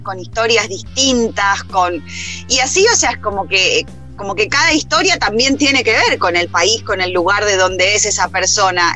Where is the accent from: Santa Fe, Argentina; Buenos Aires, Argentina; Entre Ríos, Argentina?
Santa Fe, Argentina; Rosario; moved away; nosotros desde Rosario salimos desde el Monumento Nacional a la Bandera